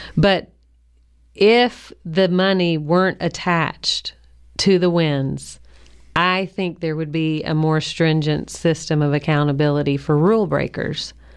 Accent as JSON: {"language": "English", "region": "Kentucky", "country": "United States", "tie": "born or raised there", "said": "I grew up in Kentucky"}